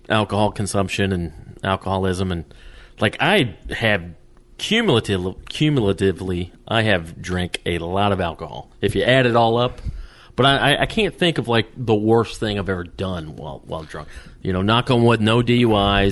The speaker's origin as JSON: {"language": "English", "region": "the South", "country": "United States", "tie": "born or raised there", "said": "growing up in the South"}